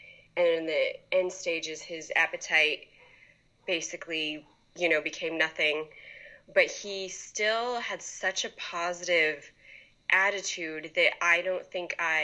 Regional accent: Poway, California, United States; I grew up in Poway.

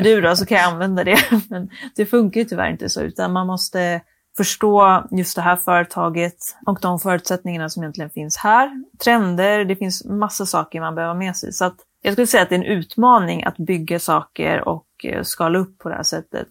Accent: Skellefteå, Västerbotten County, Sweden; moved away; jag kom från Skellefteå från början

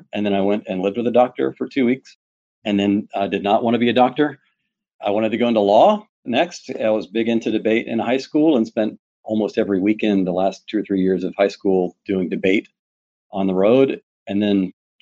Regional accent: Pike Road, Alabama, United States; now in Houston, United States; I grew up in a rural, very rural part of Alabama outside of Montgomery, my hometown, Pike Road, Alabama

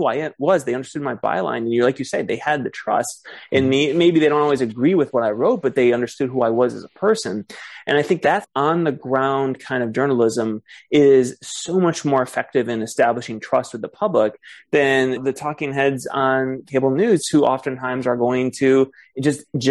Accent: Ann Arbor, Michigan, United States; Ann Arbor, the area I grew up in Michigan

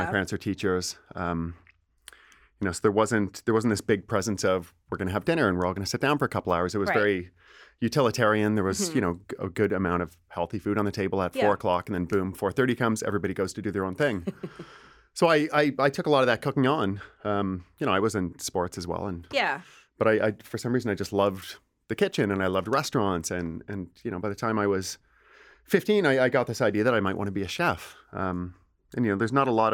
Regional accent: Brantford, Ontario, Canada; now in Toronto, Canada; From Brantford, Ontario. Big town Brantford

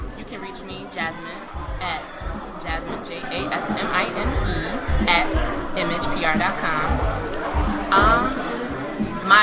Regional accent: South Carolina, United States; I'm from South Carolina

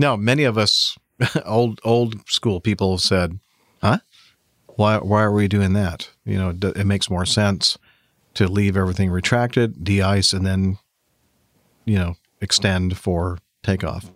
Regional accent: California, United States; moved away; spending a lot of time living and growing up in California

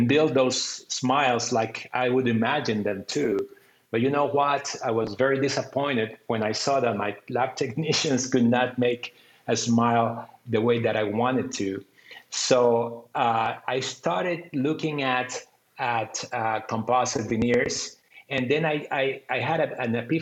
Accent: Costa Rica; I'm from Costa Rica

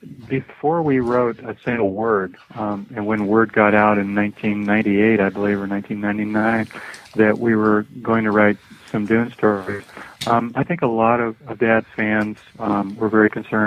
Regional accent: Ireland; I'm also from Ireland.

